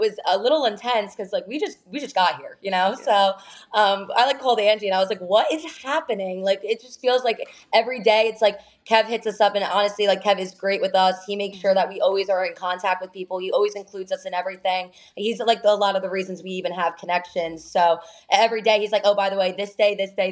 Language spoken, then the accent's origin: English; New Jersey, United States; we're just a couple of Jersey girls